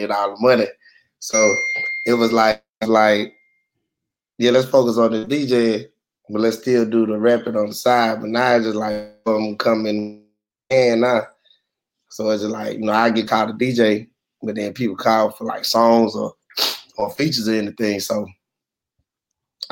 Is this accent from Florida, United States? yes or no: no; Houston, Texas, United States; I'm from the South Side